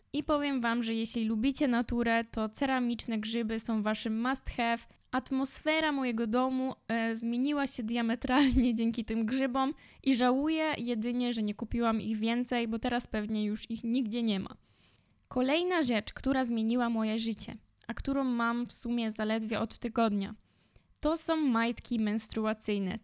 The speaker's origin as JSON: {"language": "Polish", "country": "Poland", "tie": "born or raised there", "moved": "as an adult", "lives_now": "Warsaw, Poland", "said": "ja jestem ze wsi. Obecnie mieszkam w Warszawie, w centrum, ale większość swojego życia spędziłam na wsi."}